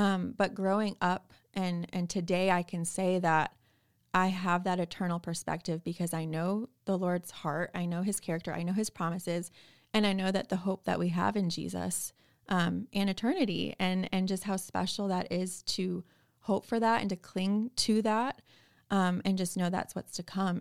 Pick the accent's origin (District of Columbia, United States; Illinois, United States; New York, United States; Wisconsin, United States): Illinois, United States; Chicago suburbs; moved away as an adult; also born or lived in San Antonio, Texas / Austin, Texas; now in Nashville, United States; I was born and raised in the Chicago suburbs, um, lived there my whole life